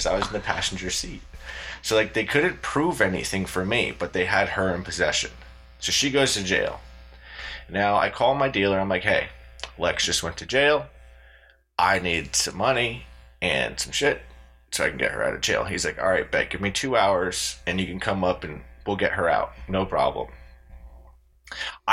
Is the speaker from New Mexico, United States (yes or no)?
yes; Pojoaque, New Mexico, United States; in my hometown of Pauaca, New Mexico.